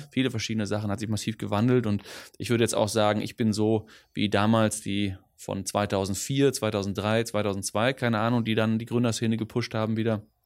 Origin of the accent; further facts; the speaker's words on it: Ruhr area, North Rhine-Westphalia, Germany; first language Dutch; German is a second language; also born or lived in Düsseldorf; now in Cologne, Germany; ich bin aufgewachsen im Ruhrpott, hm. äh, also äh, Witten, Bochum, Dortmund, so die mhm. Ecke